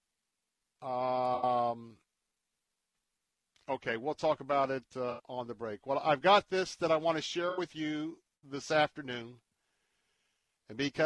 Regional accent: Tampa, Florida, United States; I'm a native Tampa, born and raised in Tampa

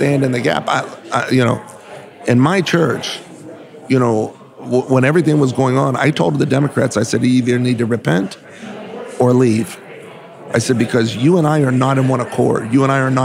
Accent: Southern California, United States; I was from Southern California, still am actually, we still have churches there

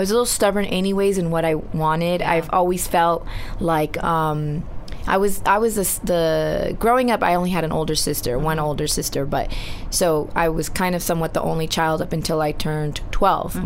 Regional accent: Laguna Hills, California, United States; first language Spanish; English is a second language; the, city that I grew up in, which really? was Laguna Hills

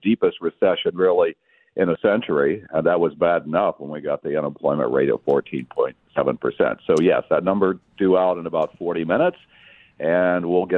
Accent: Kansas, United States; it became the center of the town where I grew up in Kansas

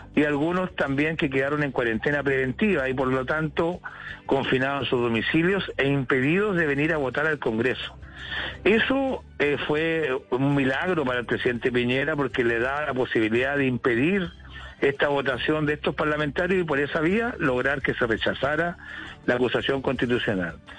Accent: Chile; now in London, United Kingdom; le pregunto desde Londres, pero también soy chilena

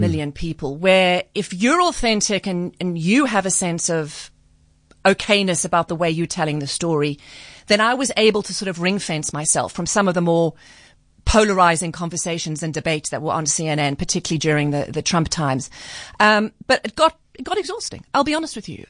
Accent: South Africa; also born or lived in United States; I'm a South African

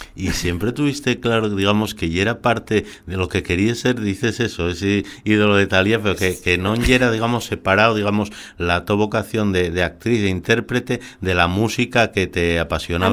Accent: Sama, Asturias, Spain; que soy de Sama

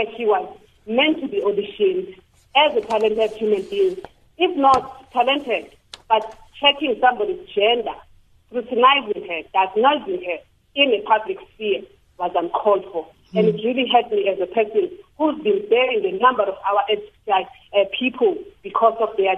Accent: South Africa; As a South African citizen

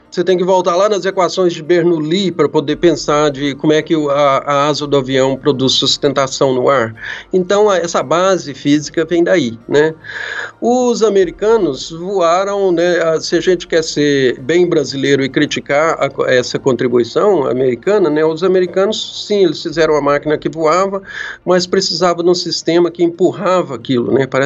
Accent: Brazil; Olha, é claro, eu sou brasileiro, né?

